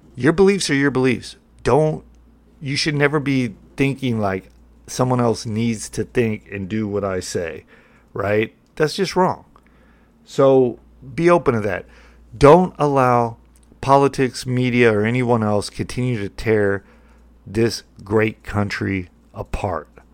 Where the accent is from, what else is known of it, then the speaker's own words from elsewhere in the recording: United States; I'm an American